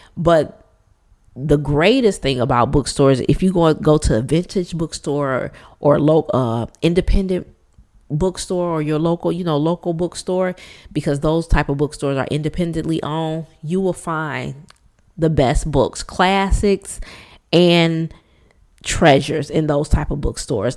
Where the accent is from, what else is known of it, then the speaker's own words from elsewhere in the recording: Detroit, Michigan, United States; born and raised in Detroit, Michigan, we call it the D, born and raised in Motown